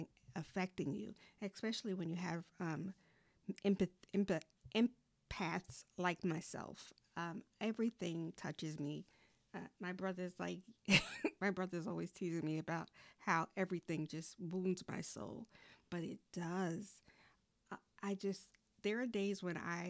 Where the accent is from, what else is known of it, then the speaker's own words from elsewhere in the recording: New York, United States; now in North Carolina, United States; my hometown, New York